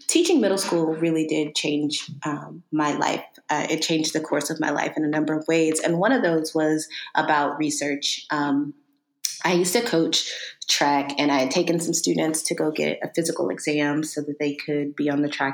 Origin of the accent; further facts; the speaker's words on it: East Texas, United States; moved away as an adult; also born or lived in Maryland; I'm originally from Texas, small town East Texas